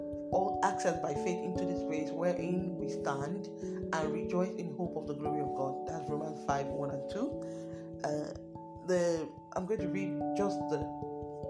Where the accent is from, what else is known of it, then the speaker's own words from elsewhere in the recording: Delta, Nigeria; I'm from Delta State